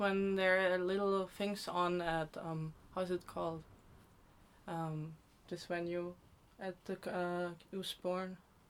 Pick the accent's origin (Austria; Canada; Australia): Austria; moved away as an adult; also born or lived in Bratislava, Slovakia; now in United Kingdom; I'm from Europe. I was born in Bratislava and then we migrated later on to Austria and that's where I was pretty much raised for my whole life.